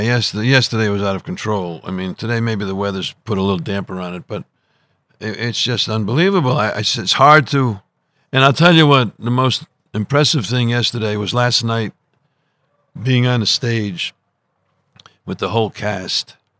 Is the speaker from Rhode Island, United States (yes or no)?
yes; Providence, Rhode Island, United States; I was growing up in Providence, Rhode Island, and in this Italian section called Federal Hill